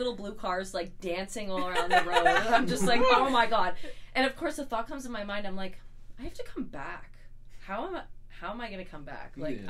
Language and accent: English; Jasper, Alberta, Canada; moved away; I'm from Jasper, I go back there in the summers